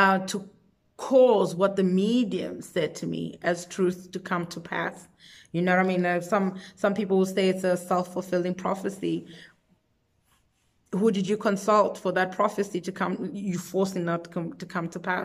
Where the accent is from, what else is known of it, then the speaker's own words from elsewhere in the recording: South Africa; I'm myself from South Africa